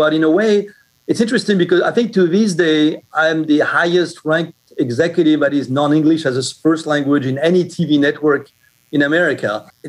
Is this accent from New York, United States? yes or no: yes; Brooklyn, New York, United States; Well, actually, Richard, I'm originally from Brooklyn, New York.